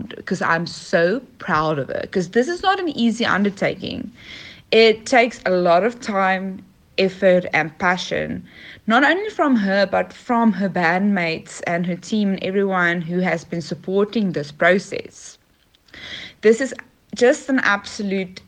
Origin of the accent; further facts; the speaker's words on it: South Africa; I am from South Africa